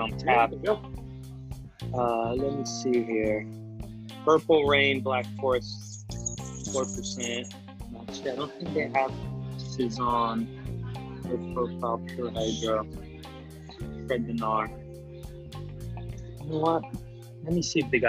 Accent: France; now in Fort Lauderdale, United States; I'm French. I mean, I was, you know, I'm an American citizen, but, you know, somebody that was born and raised in France

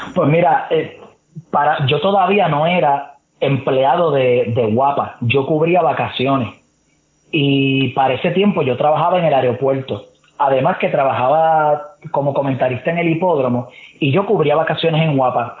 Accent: Trujillo Alto, Puerto Rico; also born or lived in Santurce, San Juan; yo vivo viví en Trujillo Alto

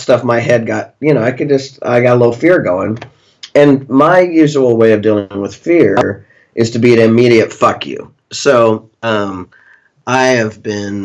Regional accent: Pittsburg, Kansas, United States; moved away; my hometown, mm-hmm. you know, where people know me, and I grew up there

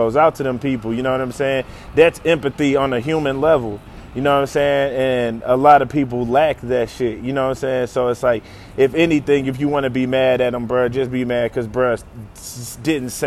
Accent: St. Louis, Missouri, United States; I'm from St. Louis where Ferguson is, and I can tell you that it's a lot of niggas where I'm from

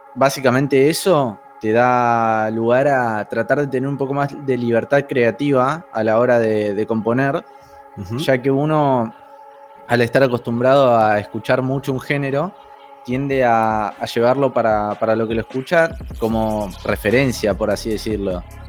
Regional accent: Buenos Aires, Argentina; Soy de Argentina, Buenos Aires. Eh, siempre viví acá de chiquito.

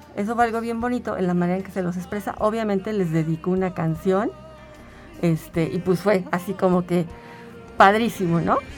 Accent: Mexico City, Mexico; now in San Luis Potosí, Mexico; Yo soy de la Ciudad de México, pero tengo aquí 17 años

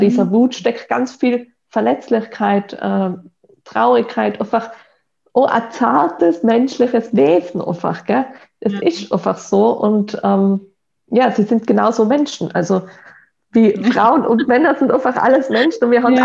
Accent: Tyrol, Austria; ich bin in Tirol aufgewachsen

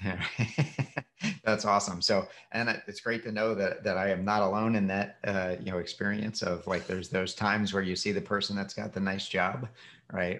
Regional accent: Philadelphia, Pennsylvania, United States; now in Florida, United States; where I grew up in Philadelphia

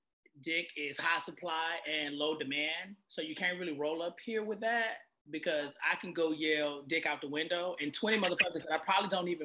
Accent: the South, United States; I'm a man from the South, right?

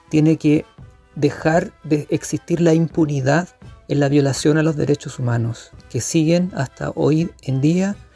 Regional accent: Chile

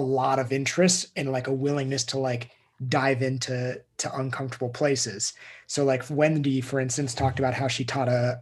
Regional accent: United States; I grew up in Tahoe skiing.

